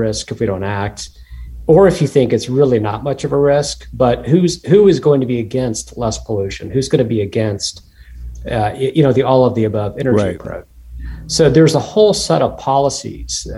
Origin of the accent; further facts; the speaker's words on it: Kansas, United States; moved away as an adult; also born or lived in Harpers Ferry, West Virginia; I grew up in Kansas, so the joke is, you know, I'm the Kansan that moved to the East Coast to become a wheat farmer